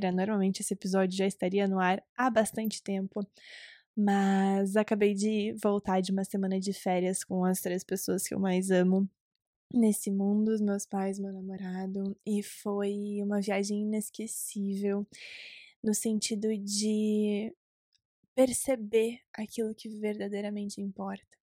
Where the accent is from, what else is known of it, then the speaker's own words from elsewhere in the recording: Recife, Pernambuco, Brazil; born there; now in Curitiba, Brazil; Se você não sabe, eu nasci em Recife, Pernambuco.